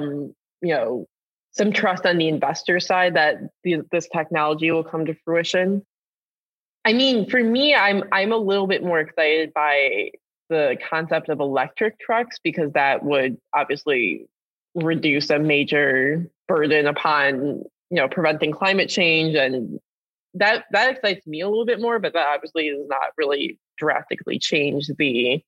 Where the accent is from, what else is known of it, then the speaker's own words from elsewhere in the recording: Detroit, Michigan, United States; I'm from the Detroit area